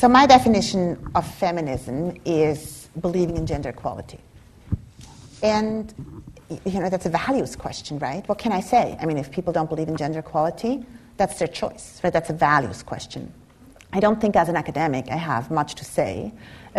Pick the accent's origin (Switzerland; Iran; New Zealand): Switzerland; moved away as an adult; now in United States; I come from Switzerland, from a Germanic culture